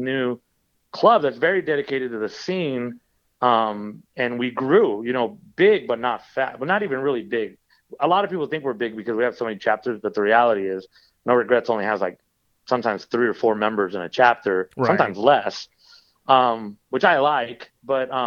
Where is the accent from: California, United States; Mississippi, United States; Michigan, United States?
California, United States; Los Angeles; I grew up in Los Angeles